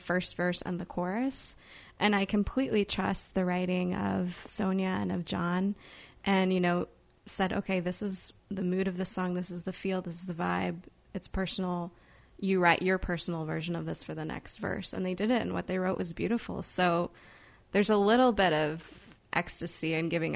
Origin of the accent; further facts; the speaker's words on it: Edwardsville, Illinois, United States; now in Chicago, United States; I'm originally from, it's a small town called Edwardsville, but it's near St. Louis. It's still in Illinois.